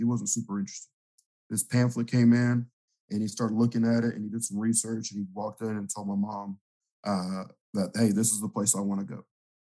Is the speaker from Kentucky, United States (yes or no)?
no; Houston, Texas, United States; I grew up in the Houston area. I grew up like in the southwest part of town. If you're from the Houston area, you know A-Leaf and the Fort Bend area. I graduated from Clements High School in Sugarland.